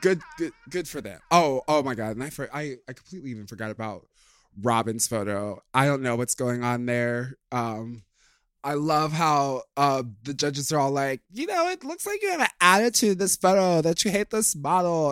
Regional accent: Plainfield, Illinois, United States; I'm from Plainfield

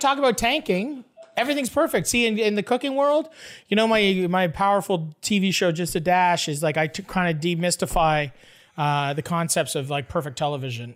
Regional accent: Canada; I'm from Canada

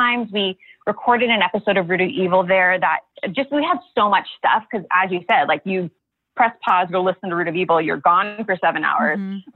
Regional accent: Honolulu, Hawaii, United States; I was actually born and raised in Honolulu

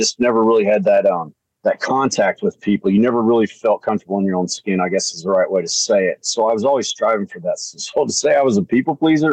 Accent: small town outside Evansville, Southern Indiana, United States; I'm from Southern Indiana, a little small town outside of Evansville

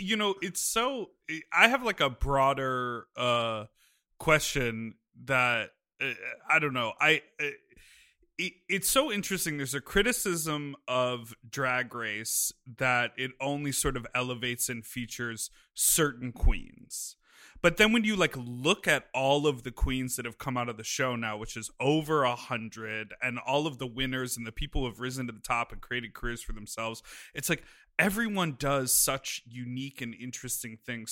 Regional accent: Evanston, Illinois, United States; I grew up in Evanston, which is the town next to Wilmette

